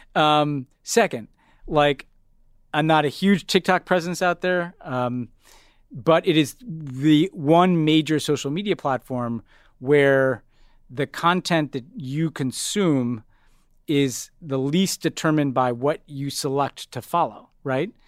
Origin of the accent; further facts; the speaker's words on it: United States; being an American